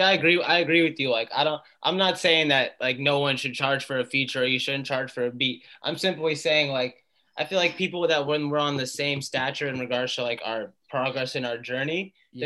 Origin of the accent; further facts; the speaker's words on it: Atlanta, Georgia, United States; moved away as an adult; also born or lived in Malden, Massachusetts / Boston area; now in Boston, United States; we moved to Atlanta, and I grew up in Atlanta. I lived there for 18 years